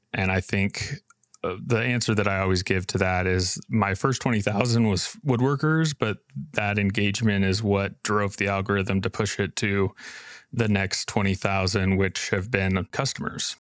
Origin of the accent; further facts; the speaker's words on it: Boise, Idaho, United States; I'm from Boise, Idaho